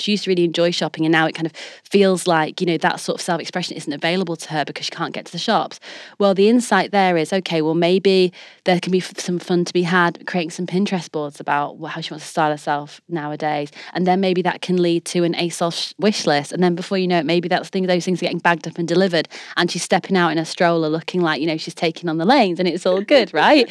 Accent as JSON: {"language": "English", "town": "Leeds", "region": "Yorkshire and the Humber", "country": "United Kingdom", "said": "I'm a girl from Leeds"}